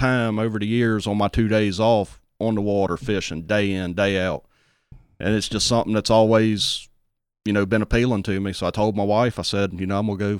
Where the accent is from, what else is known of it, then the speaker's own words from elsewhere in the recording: St. Martin, Mississippi, United States; I grew up in the St. Martin area.